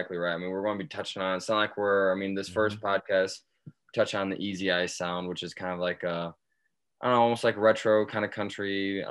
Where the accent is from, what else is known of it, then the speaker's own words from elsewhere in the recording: Michigan, United States; I'm from Michigan originally, and I've bounced around my fair share, lived out of the back of my truck